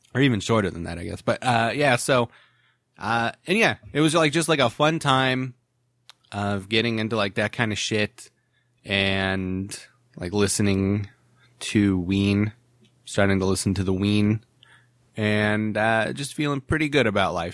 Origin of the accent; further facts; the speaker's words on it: Ohio, United States; moved away as an adult; also born or lived in Williamsburg, Virginia; now in California, United States; "Hey, where are you from?" And I'd be like, "Ohio."